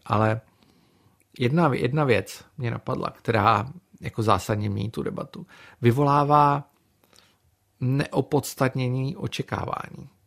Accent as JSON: {"language": "Czech", "country": "Czechia", "also_born_or_lived": "Brussels, Belgium", "said": "jako Čech, byl jsem jediný"}